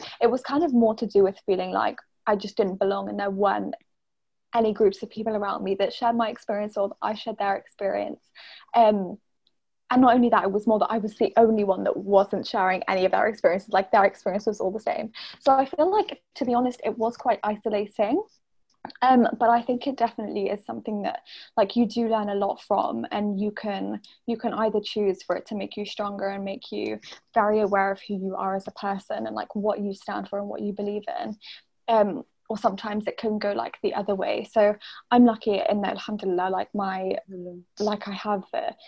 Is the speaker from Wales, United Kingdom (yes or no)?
no; Norwich, East of England, United Kingdom; I grew up in Norwich, which is in England.